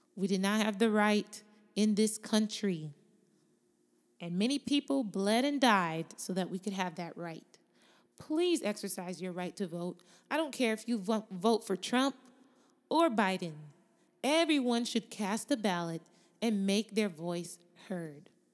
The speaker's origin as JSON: {"language": "English", "country": "United States", "tie": "born or raised there", "said": "She was born in America, as was I. My parents were born in Jamaica."}